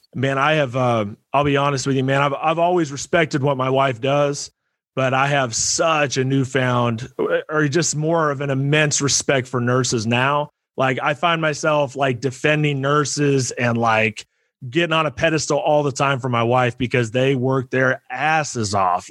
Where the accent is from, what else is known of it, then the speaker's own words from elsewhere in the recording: Iowa, United States; also born or lived in Rockwell City, Iowa / Fort Dodge, Iowa; I grew up in Iowa as well. I live up in, uh, or I used to live up in Northwest Iowa and uh, Rockwell City and Fort Dodge, that area up there.